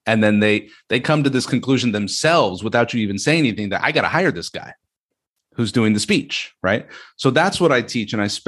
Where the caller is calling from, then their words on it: Gatineau, Quebec, Canada; This is Gatineau, Quebec. We speak French here.